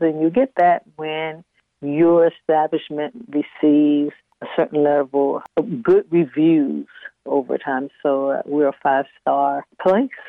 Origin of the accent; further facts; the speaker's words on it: Washington, District of Columbia, United States; also born or lived in Richmond, Virginia / Maryland; now in Reedville, United States; when I was about four or five, we relocated to the Washington metropolitan area, and that's where I grew up. I, I went to school, public schools in Washington D.C.